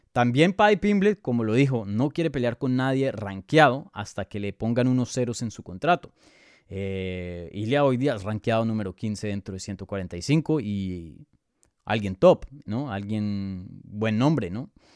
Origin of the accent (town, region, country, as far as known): Colombia